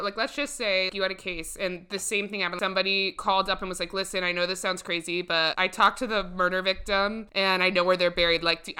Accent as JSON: {"language": "English", "town": "Columbus", "region": "Ohio", "country": "United States", "tie": "born or raised there"}